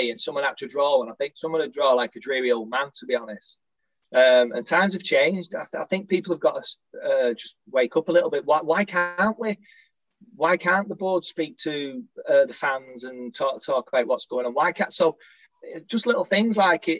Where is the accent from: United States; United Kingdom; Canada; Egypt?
United Kingdom; Littleborough, North West England; I'm from Littleborough